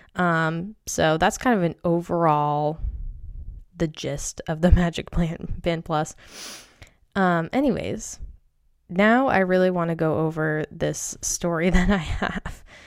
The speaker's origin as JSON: {"language": "English", "region": "Maine", "country": "United States", "said": "I'm from Maine"}